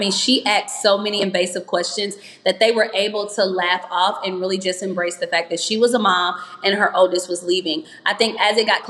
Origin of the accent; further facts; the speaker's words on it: Louisiana, United States; I'm from Louisiana.